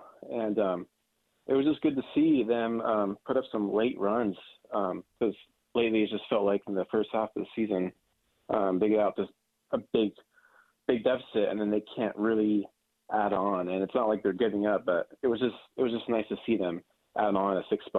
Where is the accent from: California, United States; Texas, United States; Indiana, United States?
California, United States; Sonoma County, North Bay; moved away as an adult; also born or lived in Arkansas; now in Fayetteville area, Arkansas, United States; I'm from North Bay. I'm from Sonoma County.